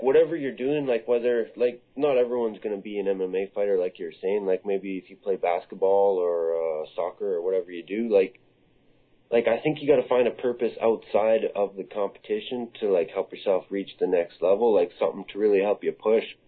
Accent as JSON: {"language": "English", "area": "Comox Valley", "region": "British Columbia", "country": "Canada", "tie": "born or raised there", "said": "I grew up in the Comox Valley. This is where I was born, and uh, I went to school here"}